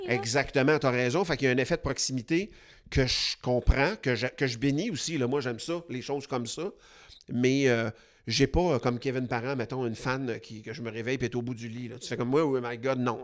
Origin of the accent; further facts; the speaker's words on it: Quebec, Canada; on est québécois